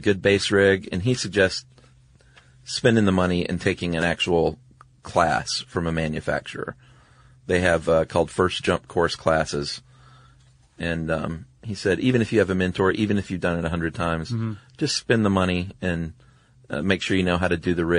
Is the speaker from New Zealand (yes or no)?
yes; Wellington, New Zealand; Hey guys, I'm from Wellington. I thought I'd share some light on one of New Zealand's more prominent gangs, the Mongrel Mob.